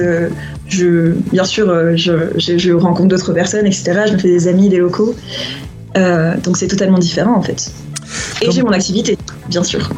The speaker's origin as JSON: {"language": "French", "country": "Réunion", "also_born_or_lived": "Lyon / Japan", "moved": "yes", "lives_now": "Guatemala", "said": "je viens d'une île"}